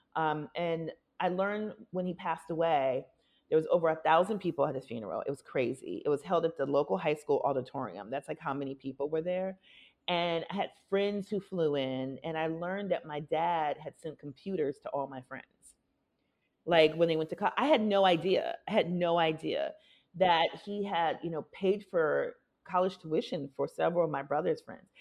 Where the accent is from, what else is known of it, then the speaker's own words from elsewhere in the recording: Minneapolis, Minnesota, United States; moved away; also born or lived in Milwaukee, Wisconsin; I was born in Milwaukee, grew up mostly in Minneapolis